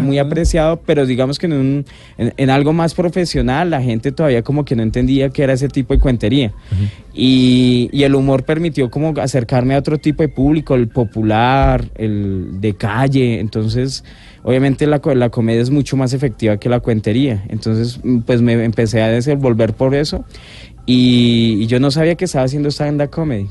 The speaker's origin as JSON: {"language": "Spanish", "country": "Colombia"}